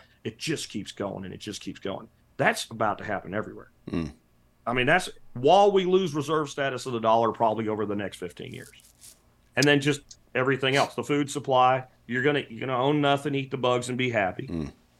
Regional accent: Pennsylvania, United States; The house that I grew up in Pennsylvania has oak beams in it.

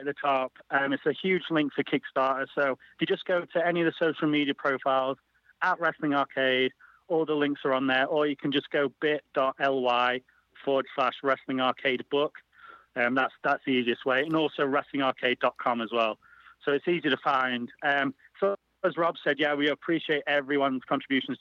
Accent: Sheffield, Yorkshire and the Humber, United Kingdom; I'm from Sheffield.

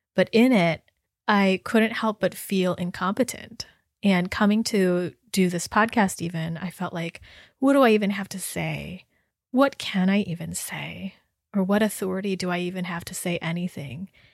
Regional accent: United States; my ethnicity and my experience as Chinese American

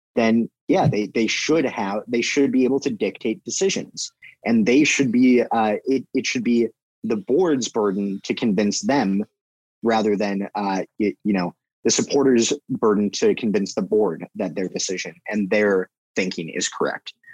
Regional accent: United States; I'm an American

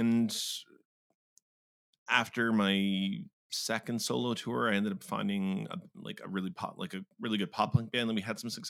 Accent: Brampton, Ontario, Canada; also born or lived in Mexico; I was born in Mexico. We moved back and forth for the better chunk of the first half of my life. And then we eventually landed in Brampton, just because that's the easiest way to put it. So just kind of in the GTA.

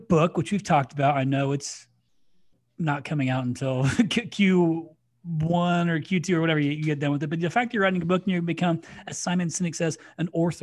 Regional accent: Crawfordsville, United States; I'm from Crawfordsville

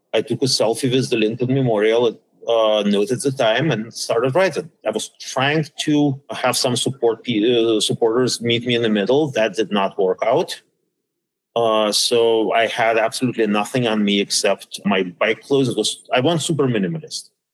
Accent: Saint Petersburg, Russia; also born or lived in Minnesota / Pittsburgh; now in Washington, D.C., United States; I was born in St. Petersburg, Russia, back then known as Leningrad. Then I ended up in DC by way of uh, Minnesota

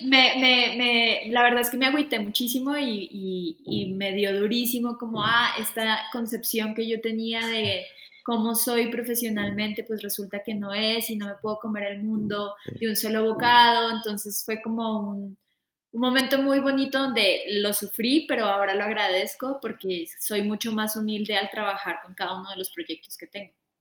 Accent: Bogotá, Colombia; now in Mexico; yo soy de Colombia, soy de Bogotá

